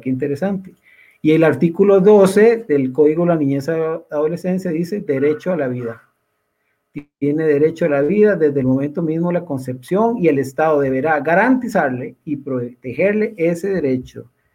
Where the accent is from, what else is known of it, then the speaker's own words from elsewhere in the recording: Costa Rica; como somos los costarricenses